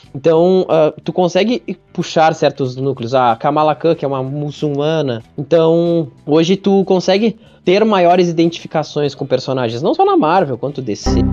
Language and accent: Portuguese; Caçapava do Sul, Rio Grande do Sul, Brazil; eu sou de natural de Caçapava do Sul, né? Interior do Rio Grande do Sul, perto de Santa Maria.